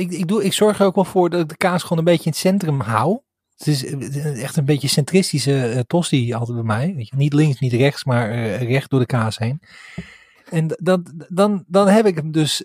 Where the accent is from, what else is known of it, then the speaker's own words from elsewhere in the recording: Sliedrecht, South Holland, Netherlands; now in Kampen, Netherlands; Ik kom uit uh-huh. Sliedrecht